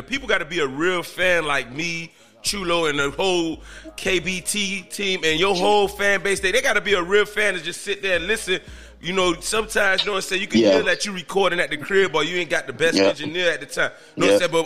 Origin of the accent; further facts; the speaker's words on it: Miami, Florida, United States; I grew up in Overtown, McCarran City.